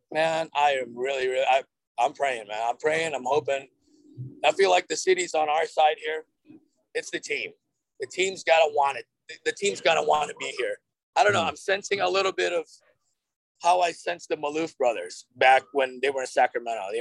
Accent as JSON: {"language": "English", "country": "Philippines", "said": "I was like, \"Yes, I'm Filipino.\""}